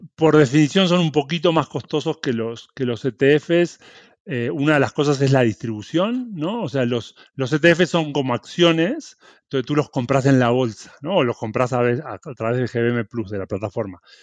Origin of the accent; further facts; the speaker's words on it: Uruguay; moved away; Yo, bueno, soy uruguayo, nací en Uruguay, me crié ahí, estudié ahí.